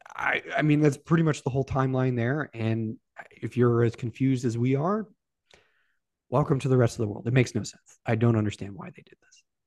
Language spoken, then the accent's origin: English; Sacramento, California, United States; now in Charlotte, United States; I grew up in Sacramento